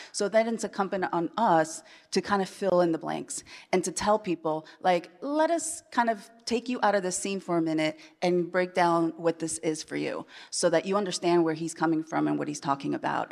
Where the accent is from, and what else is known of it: Iowa, United States; born or raised there; moved away as an adult; also born or lived in Chile / Manhattan